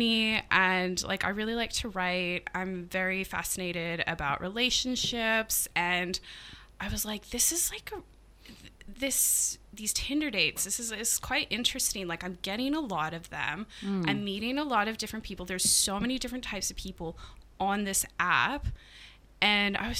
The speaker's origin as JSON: {"language": "English", "town": "Edmonton", "region": "Alberta", "country": "Canada", "tie": "born or raised there", "also_born_or_lived": "Tasmania, Australia", "moved": "as an adult", "lives_now": "Australia", "said": "my hometown in Edmonton."}